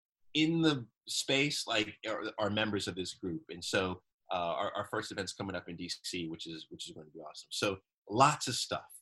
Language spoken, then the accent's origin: English; Jamaica; Like, I'm so Jamaican with my life.